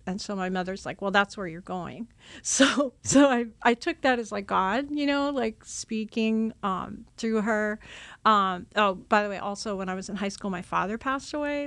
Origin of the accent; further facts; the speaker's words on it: Long Island, New York, United States; I grew up on Long Island, New York